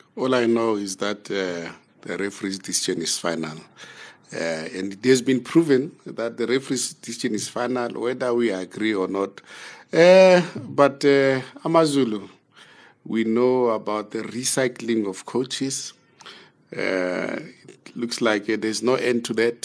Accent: Zambia; We're from Zambia.

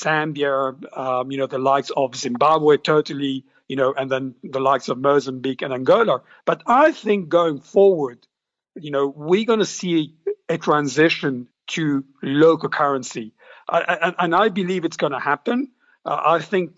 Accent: Mauritius; my hometown, for example, Mauritius

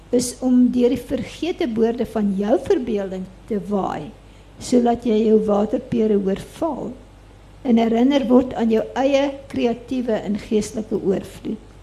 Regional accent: Durban, KwaZulu-Natal, South Africa; ek is toevallig op die Durbanstrandfront gebore, maar in die Addington Hospitaal

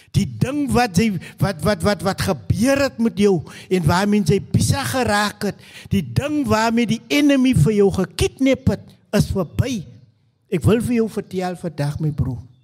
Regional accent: Stellenbosch, Western Cape, South Africa; also born or lived in Newtville (birthplace); so 2 jaar oud besluit my mammie om weer te trou en ons trek trek na die kant van Stellenbosch toe.

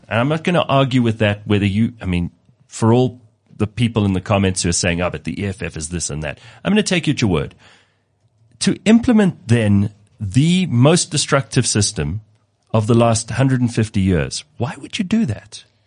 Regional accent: South Africa; as a South African

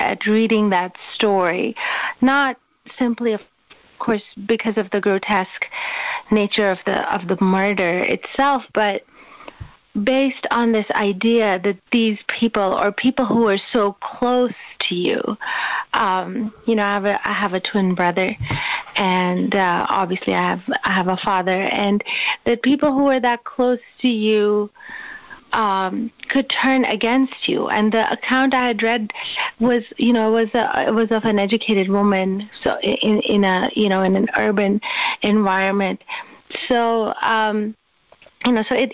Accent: Karachi, Sindh, Pakistan; When I was growing up, I grew up in Karachi in Pakistan

